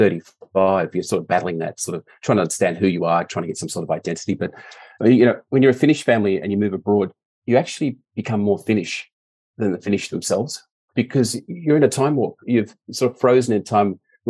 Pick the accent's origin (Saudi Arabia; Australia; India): Australia; Melbourne, Victoria; also born or lived in Helsinki, Finland; My family decided to emigrate to Australia when I was 4 years old. So my first memories are actually getting out of the aeroplane in Melbourne.